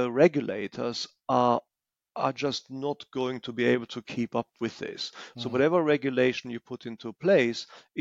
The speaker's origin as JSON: {"language": "English", "country": "Germany", "said": "I am from Germany"}